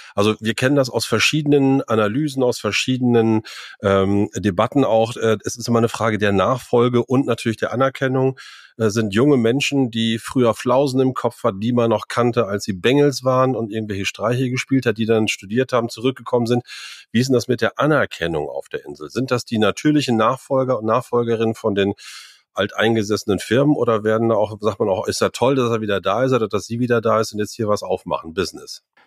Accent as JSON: {"language": "German", "town": "Meppen", "region": "Lower Saxony", "country": "Germany", "tie": "born or raised there", "moved": "yes", "lives_now": "Norderney, Germany", "said": "wir sind auf einer Riesenschule groß geworden äh, äh, in Meppen am Marianum"}